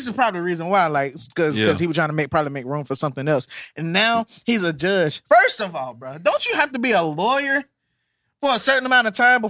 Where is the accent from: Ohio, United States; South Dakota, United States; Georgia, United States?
Ohio, United States; Cleveland; I'm from Cleveland, y'all.